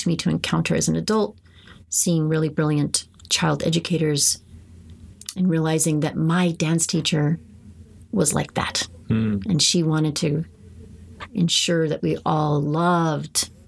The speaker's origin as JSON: {"language": "English", "town": "San Jose", "region": "California", "country": "United States", "tie": "born or raised there", "said": "growing up in San Jose"}